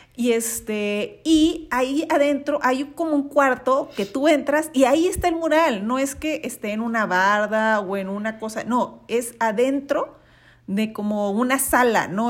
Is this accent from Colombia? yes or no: no; Mexico